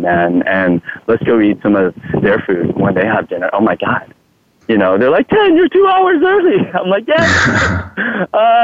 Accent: Thailand; English is a second language; now in United States; I'm Thai. I'm from Thailand.

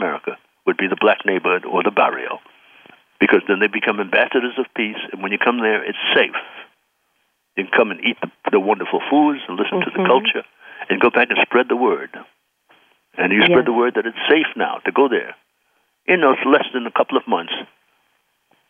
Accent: New York City, New York, United States; the society I grew up in Brooklyn.

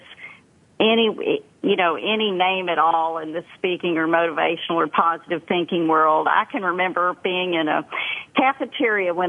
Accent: Dallas, Texas, United States; accent: thick Texas accent; also born or lived in Columbia, South Carolina; we moved to Dallas from Columbia, South Carolina, when my father had an opportunity to do a lot more sales training and speaking. And I didn't fit in. I was from a slower place and wore strange clothes, and I had a really thick South Carolina accent. And I know you're laughing right now, because I've got a really thick Texas accent

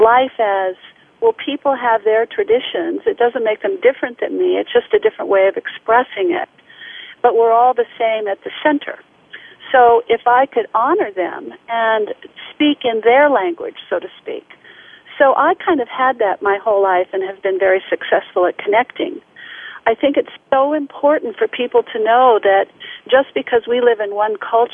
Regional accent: United States; I was the only one from the United States in that particular symposium.

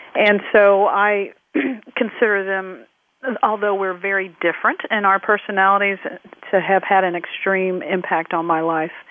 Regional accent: Midwest, United States; growing up in the Midwest in the uh, 1970s with parents who had immigrated from the Caribbean

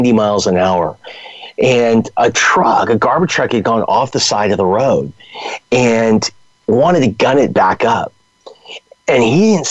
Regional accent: Los Angeles, California, United States; also born or lived in San Diego; I'm a Southern California guy. I grew up in Los Angeles

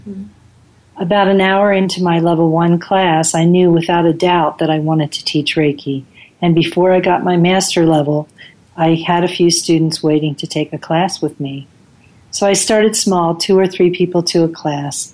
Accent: Pennsylvania, United States; moved away as an adult; I moved away from Pennsylvania, where I grew up, for several years

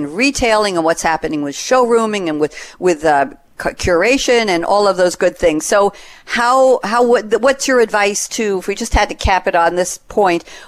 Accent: New York City, New York, United States; moved away as an adult; also born or lived in Long Island / West Coast; now in Durham, North Carolina, United States; I was born and raised in Queens, New York, but I lived on Long Island the last 35-something

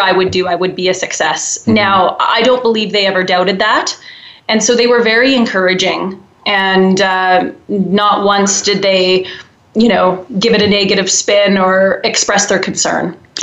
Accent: Wetaskiwin, Alberta, Canada; now in Calgary, Canada; I grew up in a small uh, central Alberta town called Wetaskiwin, and uh, I grew up on an acreage there in a farming community

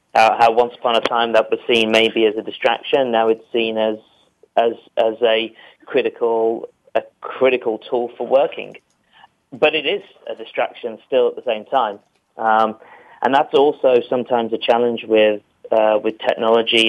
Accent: United Kingdom

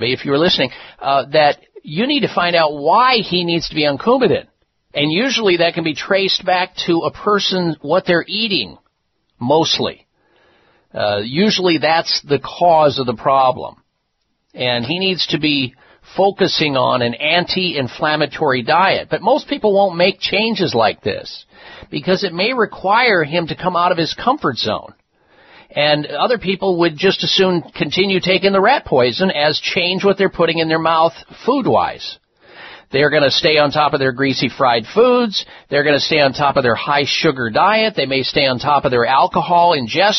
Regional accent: Midwest, United States; the diet that I grew up on in the Midwest

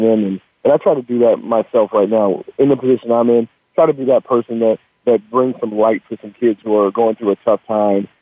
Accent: Washington, United States; also born or lived in Sacramento, California; I was born in Sacramento, and I was um, I was I actually moved up to Washington State when I was six years old

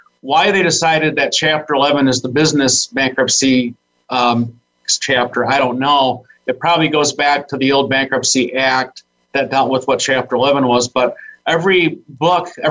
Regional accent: Saginaw, Michigan, United States; I was born and raised in Saginaw, Michigan

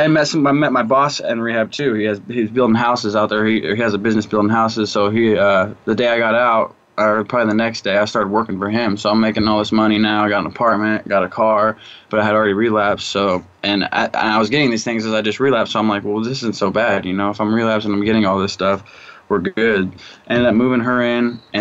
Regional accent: Wichita, Kansas, United States; now in California, United States; Wichita, Kansas.

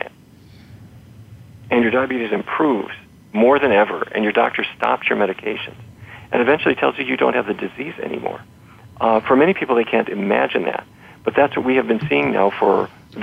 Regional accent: North Dakota, United States; I grew up in North Dakota, and so every day was roast beef or pork chops

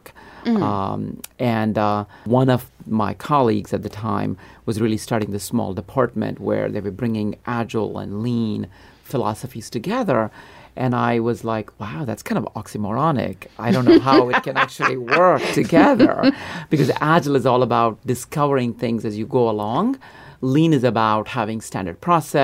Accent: India; moved away as an adult; now in United States; I grew up in India. In a small town

